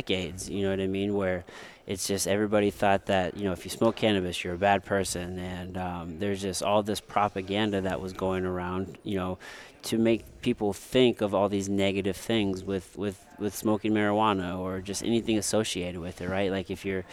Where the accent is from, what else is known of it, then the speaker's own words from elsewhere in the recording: Potosi, Missouri, United States; also born or lived in Jefferson City, Missouri; now in St. Louis, United States; I grew up in Jefferson or in Potosi for until I was like 12, and then we moved to Jefferson City